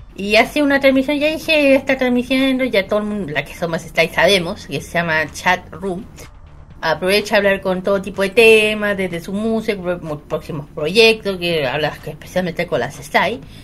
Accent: Chile; uno que es chileno

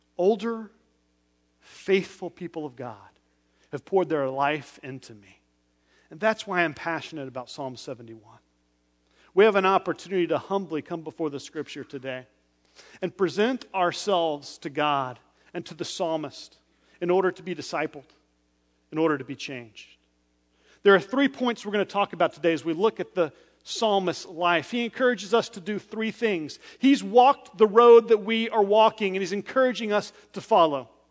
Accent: West Texas, United States; I was born in West Texas on open roads where there was barely a speed limit

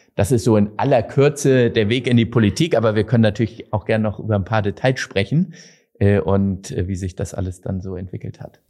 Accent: Hamburg, Germany; bei uns in Hamburg

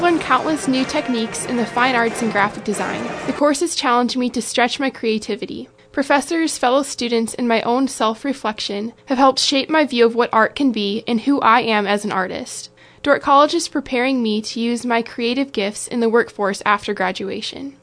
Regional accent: Washington, United States; moved away as an adult; back to my home state

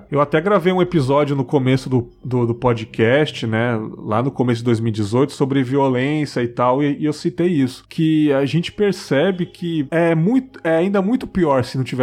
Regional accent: São Paulo, Brazil; moved away as an adult; Eu sou de São Paulo, morei lá até os 19 anos.

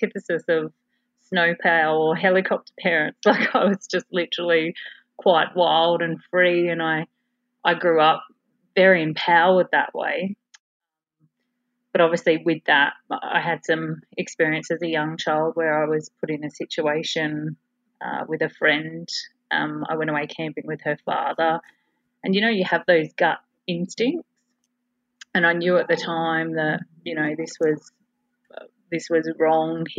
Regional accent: Adelaide, South Australia, Australia; So I was born in Adelaide, South Australia, into a very regimented, and what I now realise is a pattern of self-sacrifice family

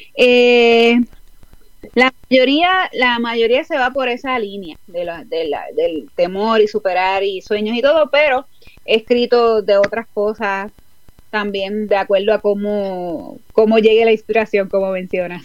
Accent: Puerto Rico; moved away as an adult; now in Houston, United States; Pues ahora mismo estoy en Houston, Texas, aquí en los Estados Unidos, hace cuatro años y medio, pero soy original de Puerto Rico.

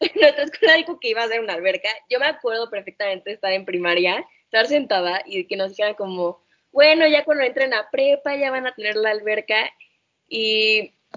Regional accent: Mexico; está bonito ser mexicano

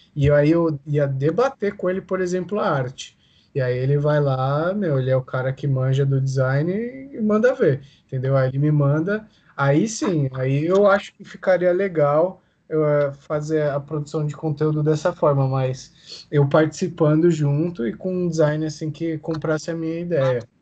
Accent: Brazil; eu nasci no Brasil

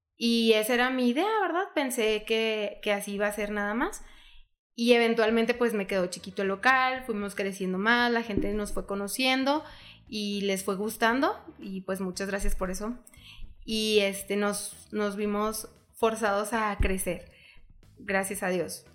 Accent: Hidalgo del Parral, Chihuahua, Mexico; vivimos en Parral y que somos de Parral

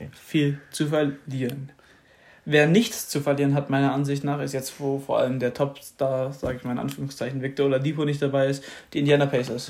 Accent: Germany; als Deutscher

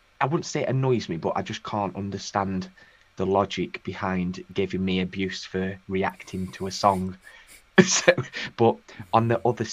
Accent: United Kingdom; I'm a UK artist

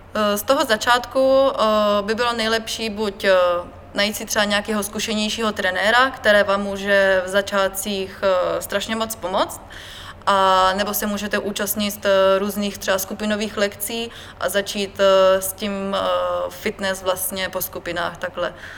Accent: Brno, South Moravian Region, Czechia; Narodila jsem se v Brně

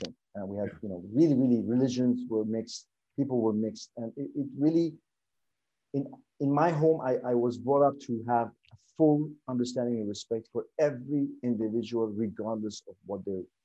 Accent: Dubai, United Arab Emirates; moved away as an adult; also born or lived in Sweden; I was born in Dubai

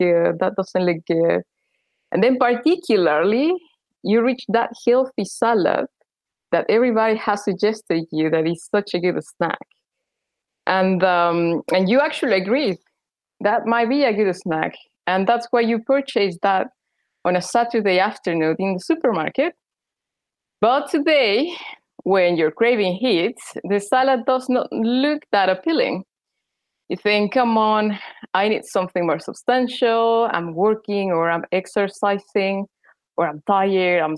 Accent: Mexico City, Mexico; moved away as an adult; also born or lived in Leeds, United Kingdom; now in United Kingdom; I'm from Mexico City

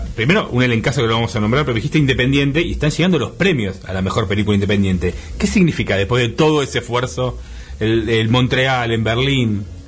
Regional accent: Buenos Aires, Argentina; yo soy de la República de la Paternal también

